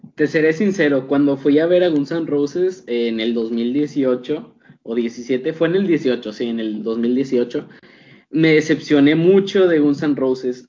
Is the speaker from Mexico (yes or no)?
yes; Mexico; aquí en mi país, al menos aquí en México